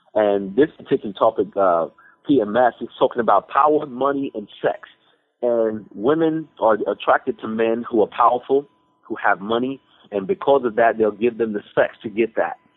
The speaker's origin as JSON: {"language": "English", "region": "Texas", "country": "United States", "said": "I'm I'm from Texas"}